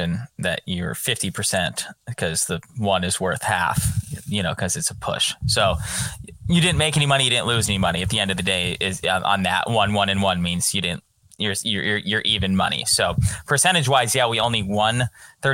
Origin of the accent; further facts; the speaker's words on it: Arizona, United States; my home state of Arizona